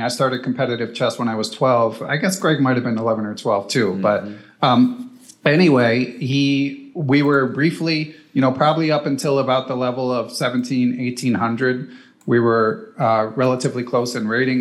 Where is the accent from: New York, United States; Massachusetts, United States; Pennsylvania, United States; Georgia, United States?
Pennsylvania, United States; Philadelphia; I grew up in Center City, Philadelphia.